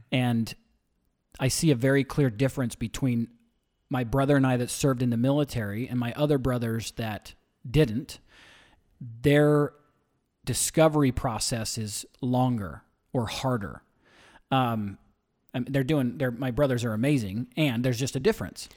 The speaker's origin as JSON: {"language": "English", "town": "St. George", "region": "Utah", "country": "United States", "tie": "born or raised there", "moved": "yes", "said": "Originally, I'm from a small town, Saint George, Utah. was small when I grew up"}